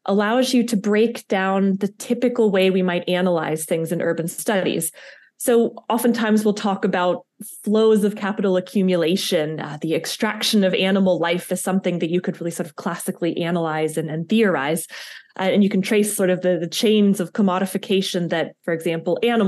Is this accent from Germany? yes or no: no; United States; accent: American; now in Liechtenstein; my American accent